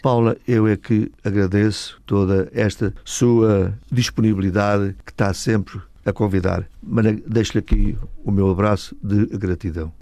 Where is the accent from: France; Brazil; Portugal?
Portugal; born or raised there; now in Massachusetts, United States